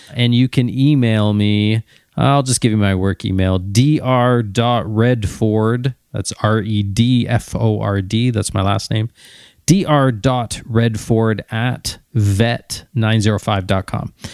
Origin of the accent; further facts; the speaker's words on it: Ontario, Canada; although I'm from Ontario, and of course I wanna go to Ontario Vet College